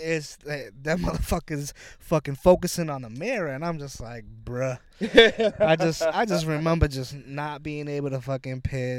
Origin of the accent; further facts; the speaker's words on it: Lynn, Massachusetts, United States; I'm from Lynn. Yeah. So, you know what I mean? Grew up rough